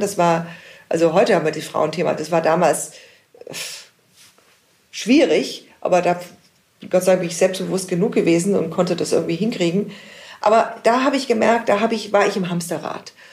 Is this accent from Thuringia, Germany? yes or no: no; Munich, Bavaria, Germany; ich bin in München geboren und in München lebe ich. Mein Leben lang